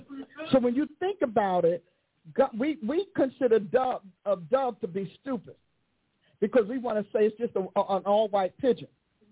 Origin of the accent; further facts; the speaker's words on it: East Coast, United States; I'm from East Coast. I know pigeons.